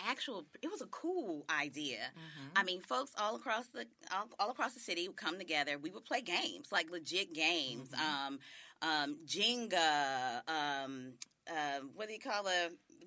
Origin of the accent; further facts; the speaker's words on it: Jackson, Tennessee, United States; I'm originally from Jackson, Tennessee, the Jacktown.